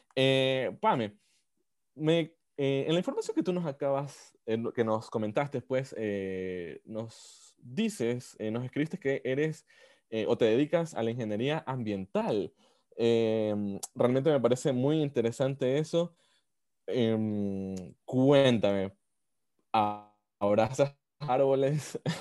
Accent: Ecuador; como ecuatorianos

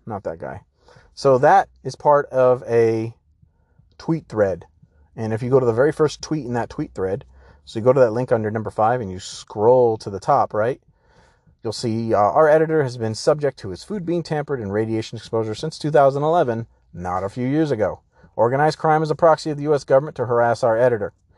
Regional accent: San Diego, California, United States; I grew up in San Diego

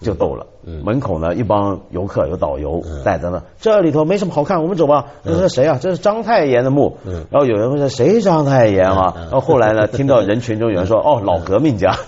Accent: Taiwan; 我跟你讲，我小时候在台湾啊，嗯，现在台湾还有这习惯。小我小时候在台湾更厉害，我们叫电子花车。

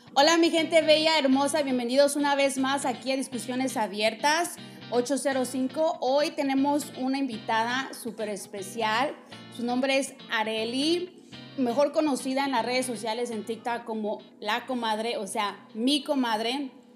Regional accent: Mexico; moved away; yo soy de México

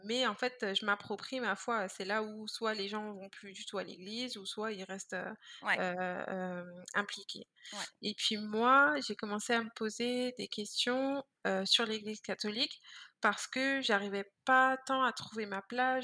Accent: Vitry-sur-Seine, Île-de-France, France; moved away as an adult; also born or lived in Guadeloupe (ancestry); now in Montreal, Canada; je suis née en France dans le 94

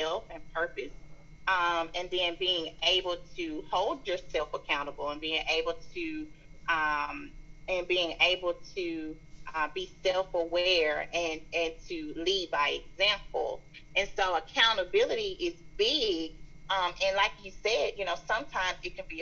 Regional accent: the South, United States; accent: strong Southern; my strong Southern accent.

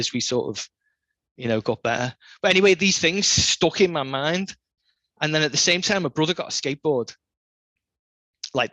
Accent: the Wirral, North West England, United Kingdom; I grew up on the Wirral, just over the Mersey.

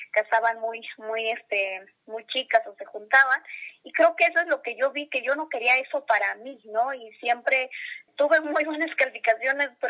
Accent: Tlahuitoltepec, Oaxaca, Mexico; moved away; de mis maestros que también pues hacen música allá en, en mi pueblo que, como dicen, consideran a Tlahuitoltepec como tierra de músicos.

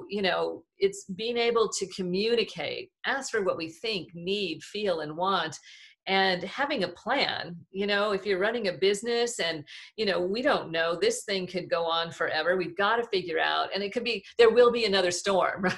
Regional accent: Southern California, United States; I'm from Southern California

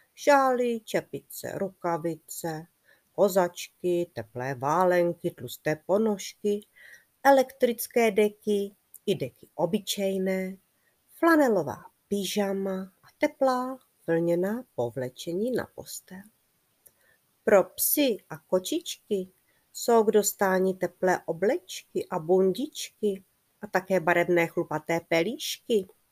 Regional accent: Czechia; moved away as an adult; now in Australia; ty doby mého dětství v Česku

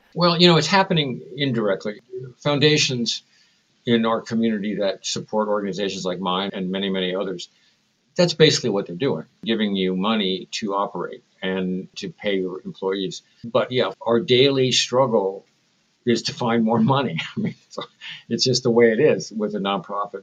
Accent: San Francisco, California, United States; I was raised in San Francisco

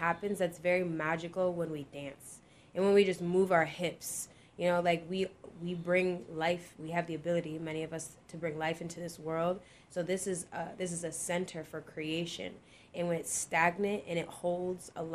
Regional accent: Rochester, New York, United States; I'm Jamaican, and I'm from Rochester

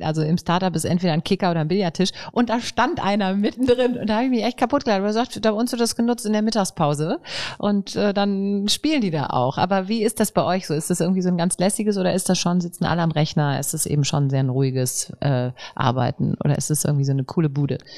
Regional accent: Rhineland, Germany; wir sind ja Rheinländer. Wir sind fröhlich

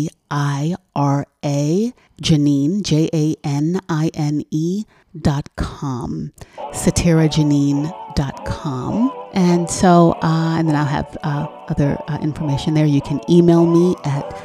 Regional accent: New York City, New York, United States; moved away; growing up the way I grew up in New York City

